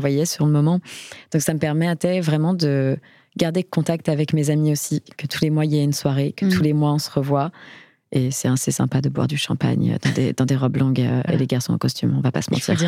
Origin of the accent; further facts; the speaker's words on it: Paris, Île-de-France, France; lorsqu'on est parisien, enfin, moi, c'est mon cas